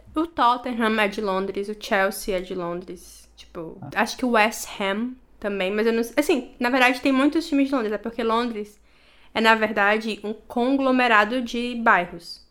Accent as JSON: {"language": "Portuguese", "country": "Brazil", "moved": "as an adult", "lives_now": "England, United Kingdom", "said": "eu sou brasileira"}